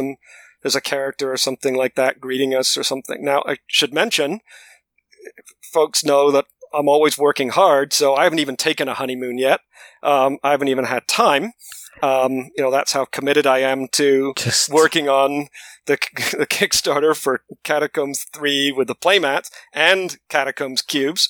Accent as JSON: {"language": "English", "region": "London", "country": "United Kingdom", "tie": "born or raised there", "moved": "yes", "said": "I was born in London, in England"}